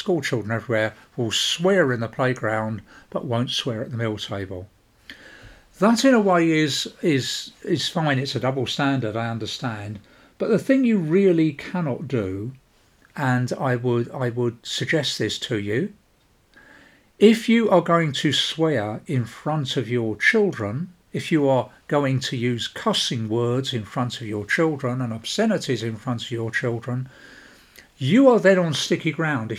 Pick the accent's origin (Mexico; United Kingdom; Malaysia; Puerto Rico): United Kingdom; London; I come from South London, a part of the world well known for its native vocabulary